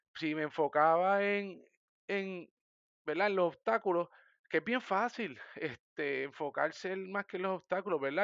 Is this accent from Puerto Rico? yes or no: yes; Sabana Grande, Puerto Rico; also born or lived in San Germán / Mayagüez; soy de San Germán, nací en San Germán, viví toda mi vida en Sabana Grande, soy sabaneño